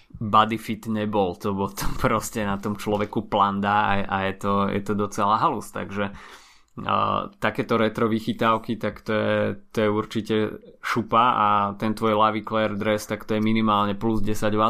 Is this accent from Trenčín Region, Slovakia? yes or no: no; Bratislava, Bratislava Region, Slovakia; Obidvaja sme z Bratislavy